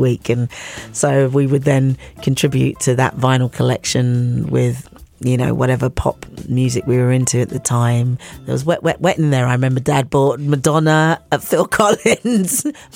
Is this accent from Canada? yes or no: no; London, United Kingdom; also born or lived in Bulawayo, Zimbabwe; I grew up, actually I was born in Bulawayo, Zimbabwe, and grew up in southeast London. Our first home was in Blackheath, and then we moved to Lewisham